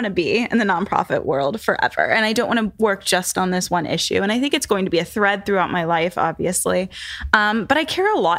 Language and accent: English; North Carolina, United States; So I am from North Carolina, which is a red state right now.